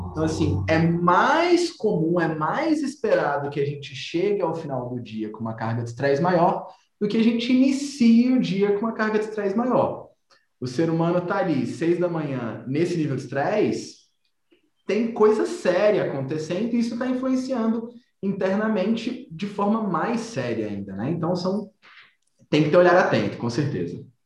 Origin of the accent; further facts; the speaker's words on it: Brasília, Federal District, Brazil; nós somos aqui de Brasília, então a gente conhece os lugares